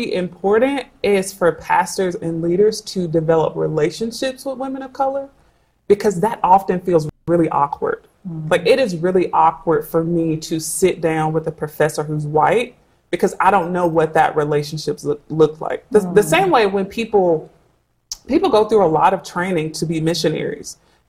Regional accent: United States; Unfortunately, because I'm an American

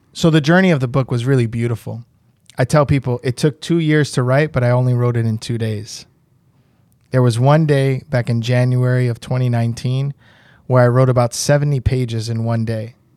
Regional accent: New York, United States; moved away as an adult; now in Puerto Rico; I grew up in New York

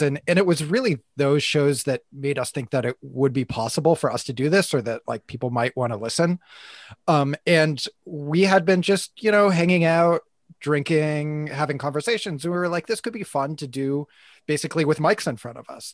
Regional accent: United States; moved away; I'm from the U S, I'm not Canadian

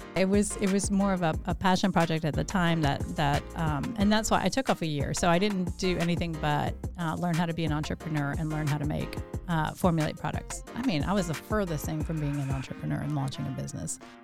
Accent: Louisiana, United States; also born or lived in Chicago; now in Augusta, United States; I, uh, was born in Chicago. I grew up in Louisiana, and I moved here in ninety-eight

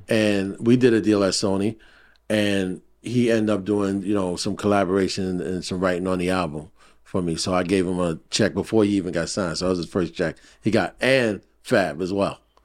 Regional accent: New York City, New York, United States; I grew up in Brooklyn

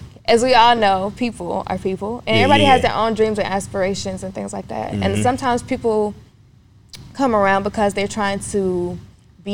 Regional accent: Atlanta, Georgia, United States; also born or lived in Clayton County, Georgia; I grew up on the south side of Atlanta in Clayton County for the most part. Well, from my childhood. After Clayton County, we moved to Henry County. Henry County is where I pretty much grew up

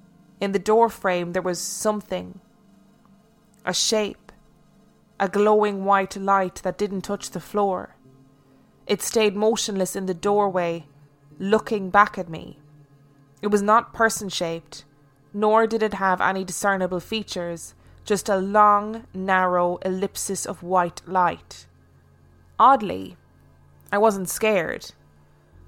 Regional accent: Carlisle, North West England, United Kingdom; now in London, United Kingdom; I live and work in London, but I'm as northern as they come. I was born and raised in Carlisle, Cumbria, a city at the top of the Lake District bordering Scotland.

